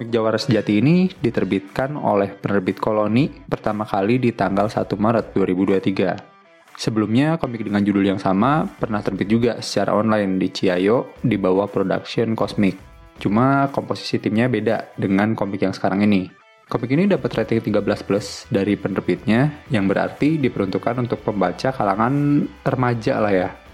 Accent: Betawi, Jakarta, Indonesia; gue yang sekarang hidup sebagai anak Betawi

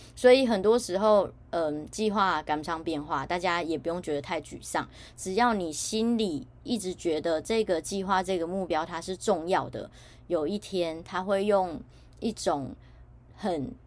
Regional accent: Taiwan; 我身在台湾

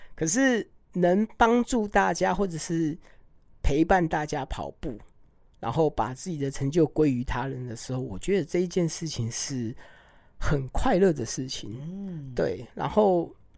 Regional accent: Hualien, Hualien County, Taiwan; 这个又是我的花莲，我出生的地方

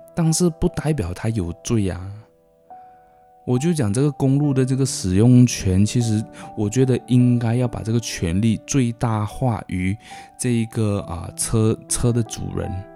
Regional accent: Malaysia; 我们，呃，马来西亚公民

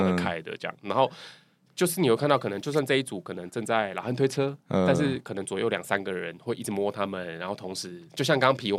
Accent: Taiwan; 然后一听到我是台湾人

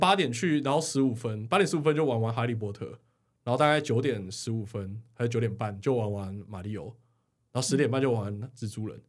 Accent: Taiwan; 我是台湾人

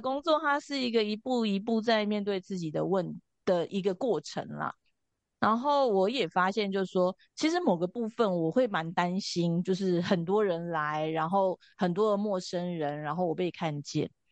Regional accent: Taipei, Taiwan; 我是从小是在，就是我们家在通化夜市的附近，通化市场的附近。那从小就在这边长大

